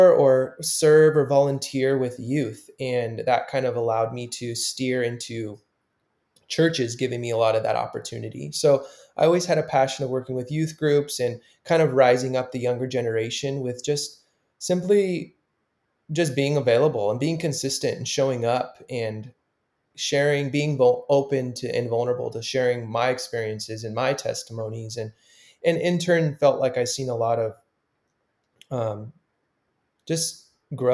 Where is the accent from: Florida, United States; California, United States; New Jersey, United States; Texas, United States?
California, United States; Southern; moved away; so I grew up in Southern California my whole life